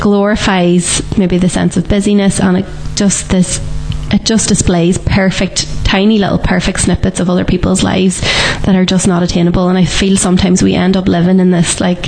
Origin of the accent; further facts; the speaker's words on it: Ireland; as Irish people, we just don't stop